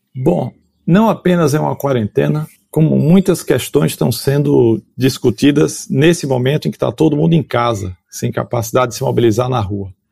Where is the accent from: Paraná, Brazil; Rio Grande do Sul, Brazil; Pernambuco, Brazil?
Pernambuco, Brazil; Olinda; accent: nordestino; moved away as an adult; also born or lived in Recife, Pernambuco / São Paulo; now in London, United Kingdom; Eu nasci no Recife, em Pernambuco, é, mas vivi minha vida inteira em Olinda.